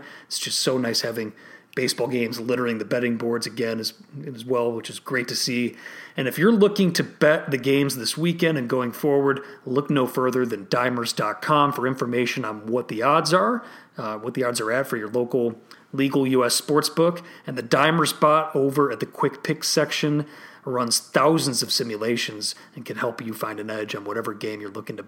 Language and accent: English; Illinois, United States; my home state of Illinois